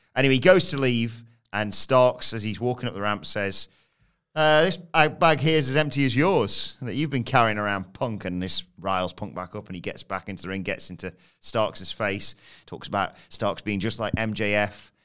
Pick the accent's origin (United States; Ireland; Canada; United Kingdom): United Kingdom; as British fans